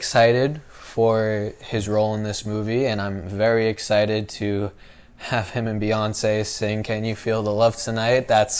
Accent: Sandwich, Massachusetts, United States; moved away as an adult; now in Burbank, United States; I live in a small town in Massachusetts called Sandwich

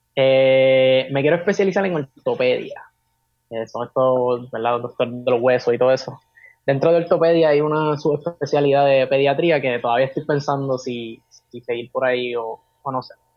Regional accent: Carolina, Puerto Rico; also born or lived in Fajardo, Puerto Rico; nací en Fajardo, Puerto Rico, pero me crié en Carolina, Puerto Rico, actualmente vivo acá en Carolina

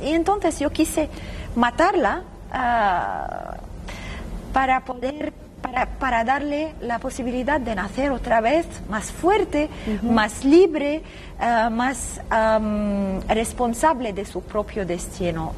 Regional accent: Lebanon; desde muy niña ah, había una guerra civil muy feroz en mi país, en el Líbano

